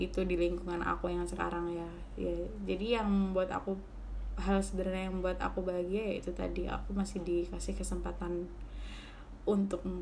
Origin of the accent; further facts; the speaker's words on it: Gresik, East Java, Indonesia; jadi itu makanan khas di daerah aku kan di Gresik